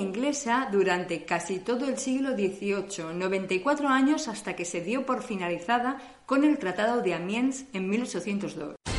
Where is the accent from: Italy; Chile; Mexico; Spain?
Spain; moved away as an adult; now in Germany; Somos españolas, pero hace unos años que vivimos en Alemania.